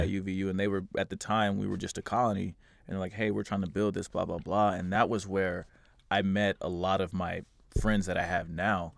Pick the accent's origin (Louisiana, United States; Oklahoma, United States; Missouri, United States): Missouri, United States; Kansas City; moved away as an adult; also born or lived in St. Louis, Missouri; I grew up in Missouri